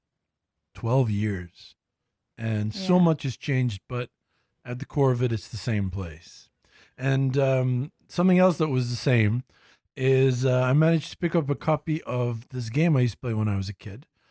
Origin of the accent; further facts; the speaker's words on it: Ghana; moved away; my home country